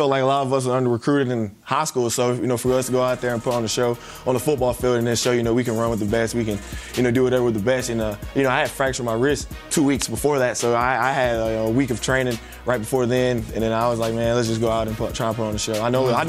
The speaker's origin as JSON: {"language": "English", "region": "South Carolina", "country": "United States", "said": "I'm from South Carolina as well, small town kid from South Carolina."}